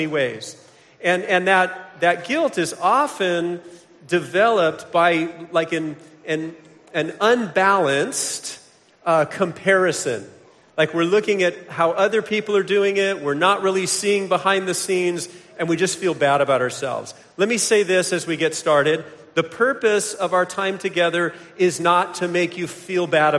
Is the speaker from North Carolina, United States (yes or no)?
no; Vero Beach, Florida, United States; I hail from Vero Beach, Florida